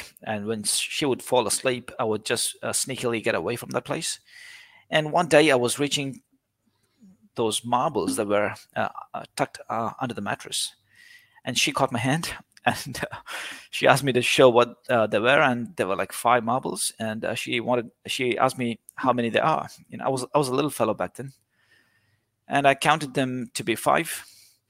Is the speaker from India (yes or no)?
yes; India; moved away as an adult; now in Australia; I've lived in India, I grew up in India, I've seen Hinduism from very young and early age.